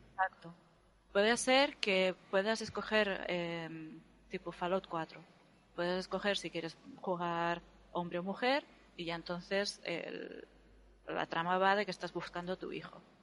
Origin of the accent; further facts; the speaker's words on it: Spain; los españoles somos hispánicos o somos latinos